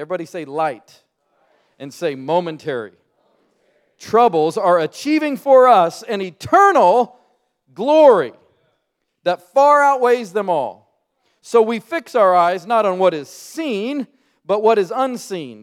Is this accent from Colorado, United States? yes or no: yes; Colorado, United States; moved away as an adult; now in Birmingham, United States; I'm from the Rocky Mountains